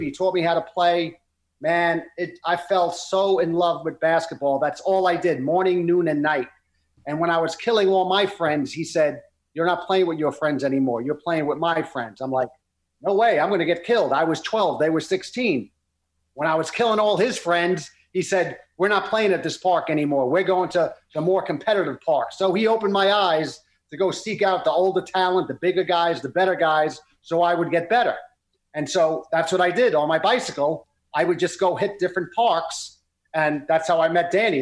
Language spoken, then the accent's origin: English; New York City, New York, United States; we grew up in Brooklyn